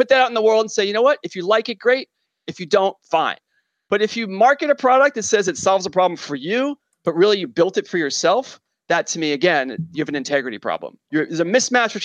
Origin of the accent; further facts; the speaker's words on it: New York, United States; I'm a New Yorker